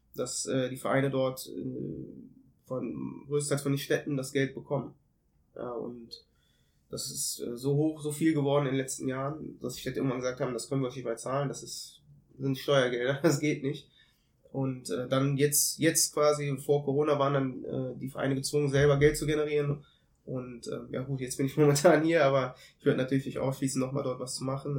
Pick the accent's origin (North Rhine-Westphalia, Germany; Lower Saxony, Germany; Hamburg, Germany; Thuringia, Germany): North Rhine-Westphalia, Germany; Cologne; also born or lived in Ethiopia; bin halb Äthiopier, halb Deutscher, geboren in Köln und auch aufgewachsen.